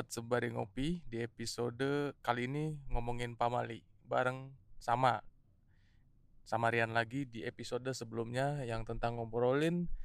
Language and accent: Indonesian; North Sumatra, Indonesia; jujur aja gue dan keluarga gue di di, di orang Nias lah kultur kami orang Indonesia